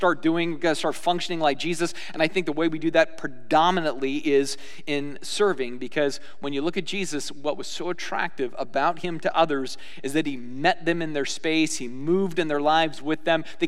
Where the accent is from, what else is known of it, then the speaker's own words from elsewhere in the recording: United States; as American Christians